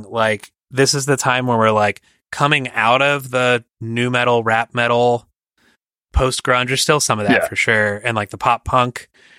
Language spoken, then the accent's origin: English; Lowestoft, East of England, United Kingdom; possibly because we're from Lowestoft in Suffolk, which is a fishing town.